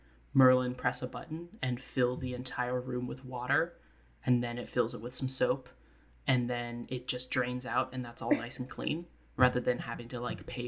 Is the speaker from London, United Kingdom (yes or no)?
no; Scotland, United Kingdom; I'm Scottish, and I'm smart.